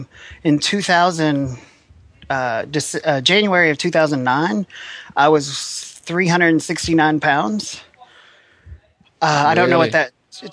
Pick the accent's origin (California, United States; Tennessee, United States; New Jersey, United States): Tennessee, United States; Nashville; I'm from Nashville, Tennessee.